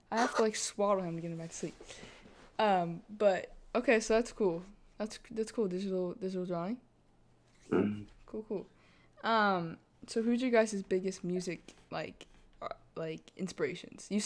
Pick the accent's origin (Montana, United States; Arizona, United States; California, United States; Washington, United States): Arizona, United States; Uh, Arizona.